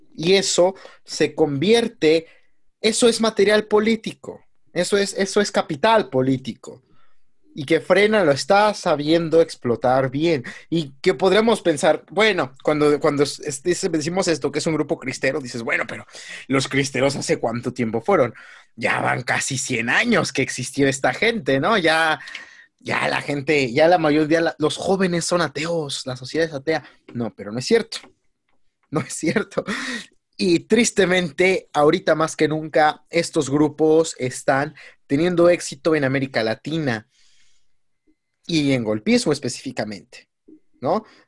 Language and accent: Spanish; Mexico; como mexicano